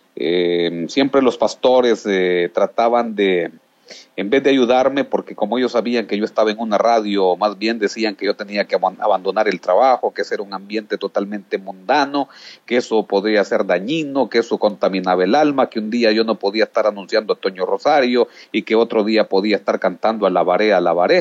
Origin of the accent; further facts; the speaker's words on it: Yoro, Honduras; also born or lived in Montañitas, Quimistán, Santa Bárbara, Honduras; de allí pues fui movido hacia el corazón de Honduras, hacia el departamento de Lloro. Eh, trabajamos por mucho tiempo en este departamento, siendo yo aún un niño